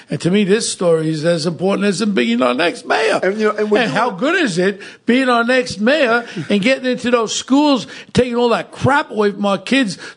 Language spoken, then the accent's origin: English; New York City, New York, United States; I uh, grew up in Brownsville, Brooklyn.